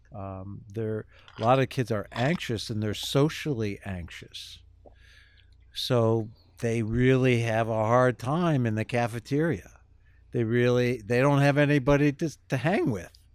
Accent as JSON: {"language": "English", "town": "Kenmore", "country": "United States", "tie": "born or raised there", "said": "I grew up in Kenmore in a two parent, upper middle class family"}